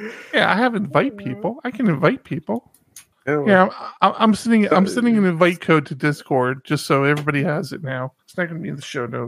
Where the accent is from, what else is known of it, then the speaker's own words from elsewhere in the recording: Washington, District of Columbia, United States; D.C., where I'm from